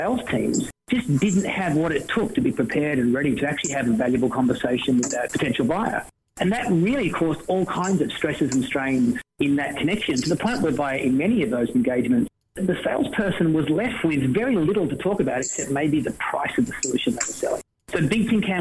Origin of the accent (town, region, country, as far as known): Australia; accent: Australian